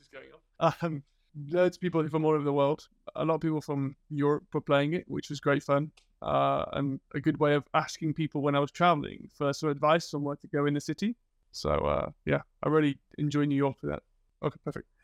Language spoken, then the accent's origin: English; British / England, United Kingdom; moved away as an adult; now in Sweden; being British, I thought we were quite standoffish in England, and then I moved to Sweden